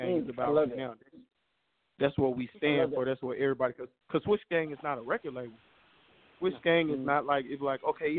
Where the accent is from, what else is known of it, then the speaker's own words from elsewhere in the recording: Memphis, Tennessee, United States; also born or lived in Little Rock / Long Beach, California / Atlanta; I'm from Memphis, 10